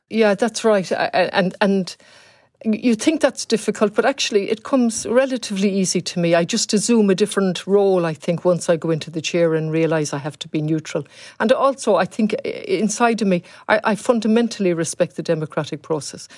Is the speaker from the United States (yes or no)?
no; Galway, Connacht, Ireland; also born or lived in Leeds / Ballinasloe; I'm from Galway originally.